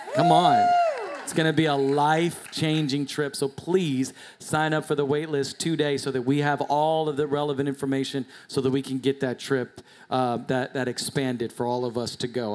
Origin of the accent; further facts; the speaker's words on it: Texas, United States; I grew up in Texas all my life